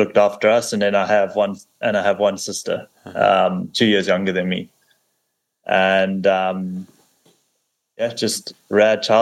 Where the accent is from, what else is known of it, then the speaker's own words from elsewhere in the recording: South Africa; moved away as an adult; I was brought up in South Africa in a little, on a farm